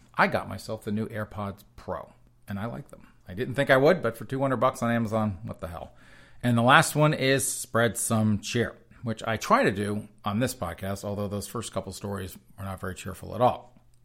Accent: the South, United States; I grew up in the South

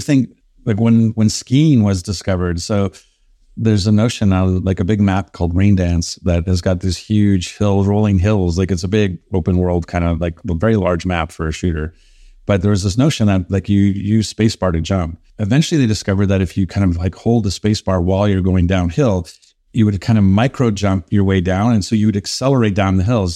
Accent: Canada; being Canadian

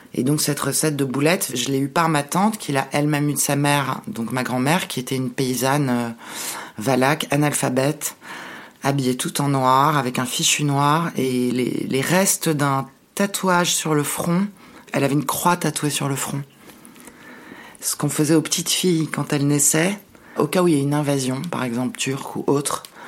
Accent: Paris, Île-de-France, France; je suis née, à Paris et on retournait tous les Noëls, pour Noël et le jour de l'an, à Bucarest

